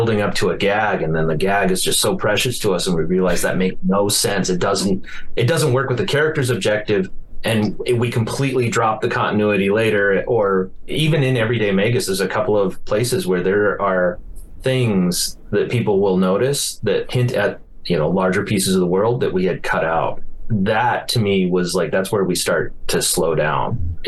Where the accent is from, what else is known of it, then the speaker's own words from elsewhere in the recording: Billings, Montana, United States; This is, might be just more of a Billings, Montana experience, like growing up in Billings.